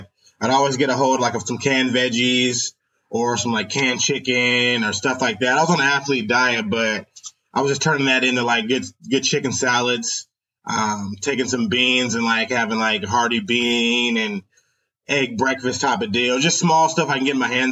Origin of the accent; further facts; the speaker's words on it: Tacoma, Washington, United States; born and raised in Tacoma, and I've lived all over from East Side to Hilltop, graduated Foss High School in 2008